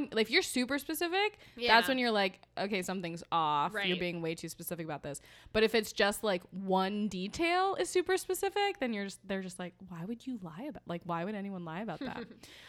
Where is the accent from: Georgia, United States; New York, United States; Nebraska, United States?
New York, United States; I'm from a small town and I don't know, New York. I'm from New York.